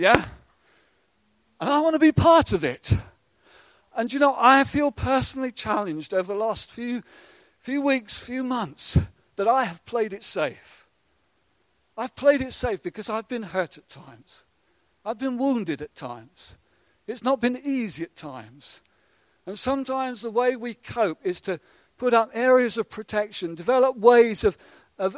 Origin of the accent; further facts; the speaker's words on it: England, United Kingdom; we're so English at times